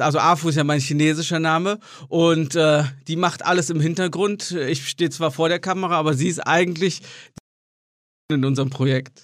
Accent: Marienheide, North Rhine-Westphalia, Germany; moved away as an adult; also born or lived in Gummersbach; now in China; ich bin in Gummersbach geboren und in Marienheide, das ist ein ganz kleines Dorf nebenan, aufgewachsen

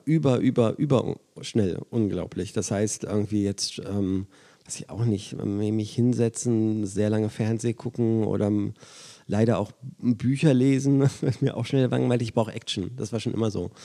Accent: Braunschweig, Lower Saxony, Germany; moved away; ich in meiner Heimatstadt auflege

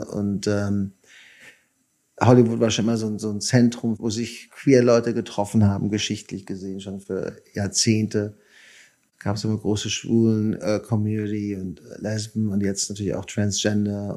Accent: Germany; now in United States; ich verstehe mich immer noch als Deutscher fast mehr als als Amerikaner

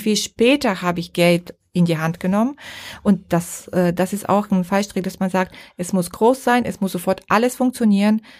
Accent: Bulgaria; now in Germany; ich darf das mal sagen als Bulgarin

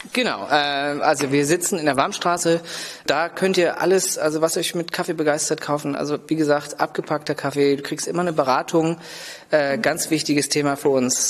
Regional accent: Lübeck, Schleswig-Holstein, Germany; also born or lived in England / Berlin / Copenhagen; ich bin hier in Lübeck geboren, aufgewachsen

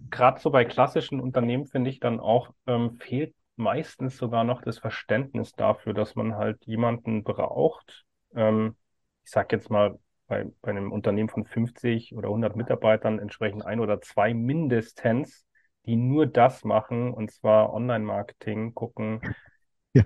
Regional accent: Bavaria, Germany; ich bin ja aus Bayern

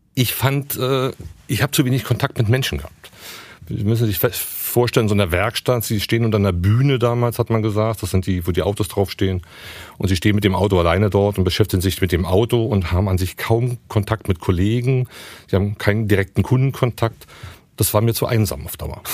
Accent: Berlin, Germany; Ich bin gebürtiger Berliner

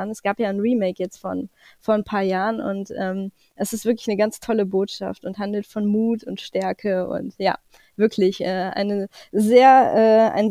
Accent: Erkelenz, North Rhine-Westphalia, Germany; meine Heimatstadt Erkelenz Einwohner hat.

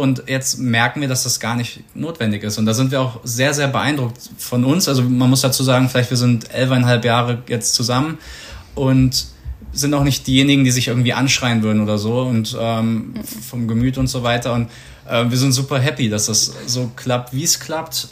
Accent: Germany

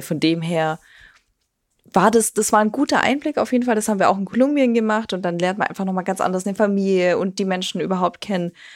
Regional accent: Germany; was man so macht als Deutscher

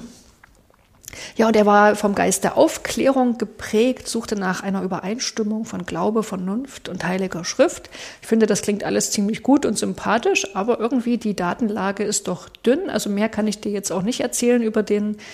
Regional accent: Saxony, Germany; bei uns in Sachsen

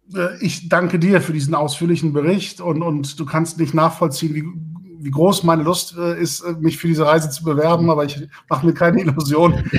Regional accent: Lübeck, Schleswig-Holstein, Germany; in meiner Heimatstadt Lübeck Abitur gemacht

